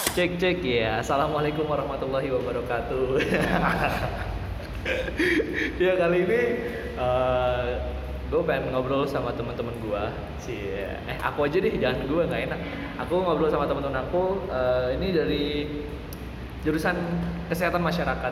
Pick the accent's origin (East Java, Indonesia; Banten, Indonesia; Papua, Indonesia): Banten, Indonesia; Cilegon; moved away as an adult; now in Surakarta, Indonesia; gue sendiri Cilegon